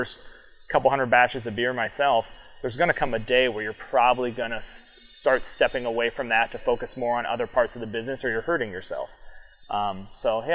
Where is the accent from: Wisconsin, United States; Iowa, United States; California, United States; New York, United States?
Iowa, United States; moved away as an adult; also born or lived in San Francisco / Seattle; now in Bellingham, United States; I'm born and raised in Iowa. Lived there my whole life till I was 22